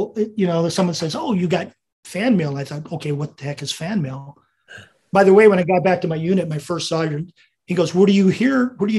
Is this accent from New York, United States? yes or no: yes; Staten Island, New York, United States; born there; They saw my birth records. I was born in New York, Staten Island.